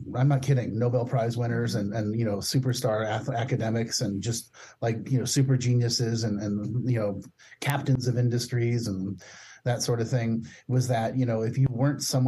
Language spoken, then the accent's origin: English; Palo Alto, California, United States; I grew up, I was born in 1964 in Palo Alto, California. And, you know, it was really interesting growing up in Palo Alto